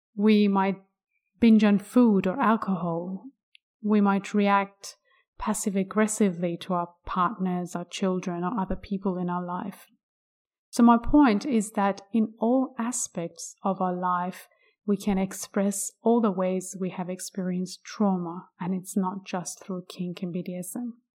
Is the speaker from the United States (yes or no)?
no; Iran; I was born in Iran in nineteen eighty-three